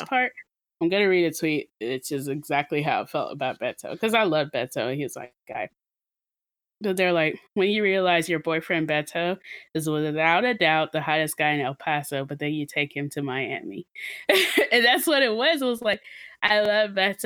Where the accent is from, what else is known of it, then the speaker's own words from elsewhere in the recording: Nigeria; am Nigerian